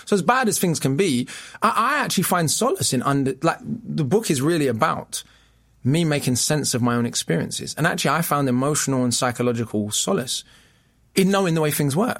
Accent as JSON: {"language": "English", "region": "London", "country": "United Kingdom", "tie": "born or raised there", "accent": "English", "said": "I was the boy from Camden, which has, you know, now become a very rough area. But when I was growing up, it was semi-rough."}